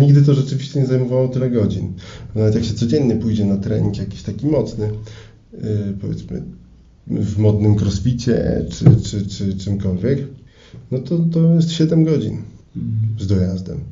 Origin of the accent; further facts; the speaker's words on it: Elbląg, Warmian-Masurian Voivodeship, Poland; w Elblągu, skąd pochodzę